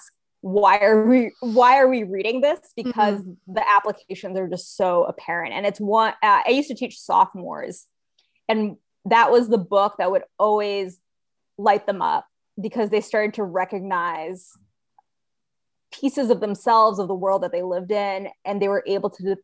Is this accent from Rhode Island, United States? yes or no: yes; Rhode Island, United States; now in Texas, United States; I grew up in Rhode Island